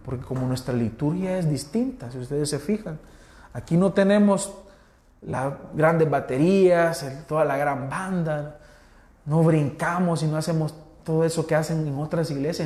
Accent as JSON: {"language": "Spanish", "country": "El Salvador", "said": "Nosotros que somos pipiles."}